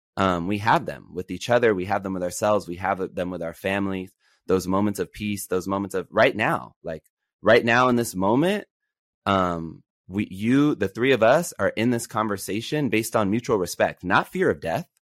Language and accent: English; Los Angeles, California, United States; I grew up in Los Angeles during, uh, the time of zero tolerance